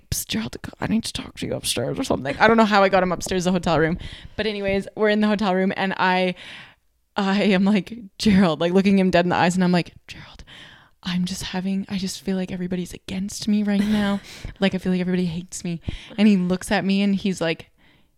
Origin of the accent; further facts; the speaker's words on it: Canada; I'm from Canada